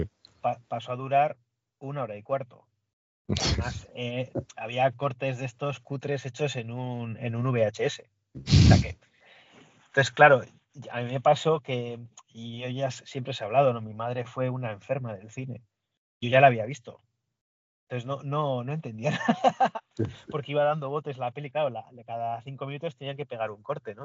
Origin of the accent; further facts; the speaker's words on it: Basque Country, Spain; Yo soy del País Vasco